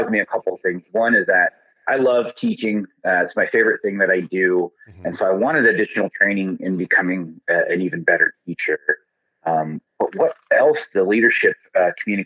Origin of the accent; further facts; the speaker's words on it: Southern Arizona, United States; moved away; I grew up in Southern Arizona, and I grew up just a couple of blocks from the Southern Arizona Humane Society